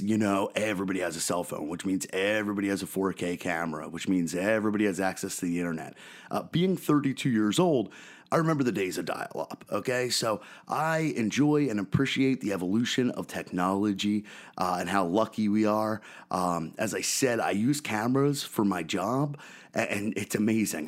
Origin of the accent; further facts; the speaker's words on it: Philadelphia, Pennsylvania, United States; growing up in Philadelphia, I'm a 32 year old guy